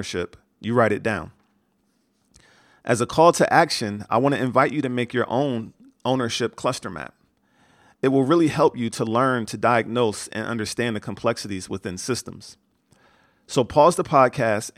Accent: United States; I grew up in America

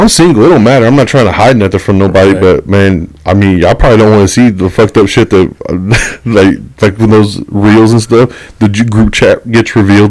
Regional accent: Texas, United States; We're from Texas.

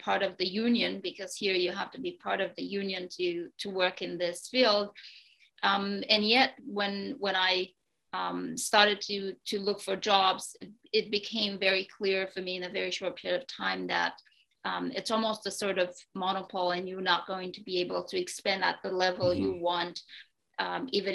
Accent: Romania; moved away as an adult; now in Canada; I grew up in Romania

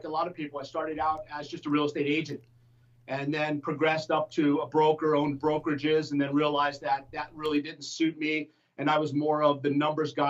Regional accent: Phoenix, Arizona, United States; now in San Diego, United States; I grew up in the Phoenix, Scottsdale area

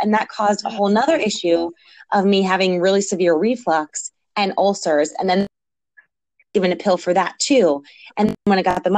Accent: New York, United States; moved away as an adult; also born or lived in Philadelphia; I grew up in New York

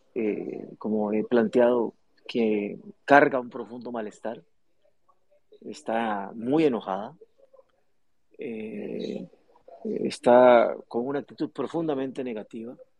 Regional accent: Costa Rica; Los ticos

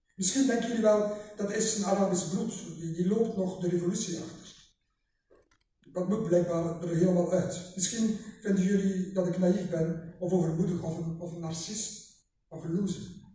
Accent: Ostend, Flanders, Belgium; ik ben geboren in Oostende

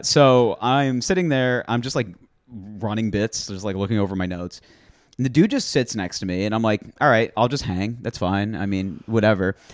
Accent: New Jersey, United States; also born or lived in Syracuse, New York; now in Queens, New York, United States; I was born in New Jersey

